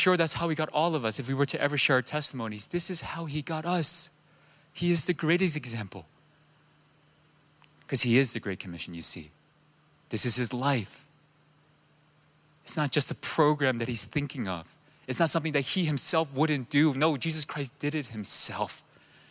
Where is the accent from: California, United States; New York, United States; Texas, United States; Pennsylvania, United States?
New York, United States; moved away; I'm from New York